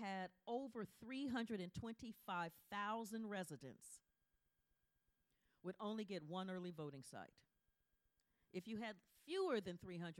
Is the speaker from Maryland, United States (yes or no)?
no; Ohio, United States; I'm talking about Ohio. I'm from Ohio.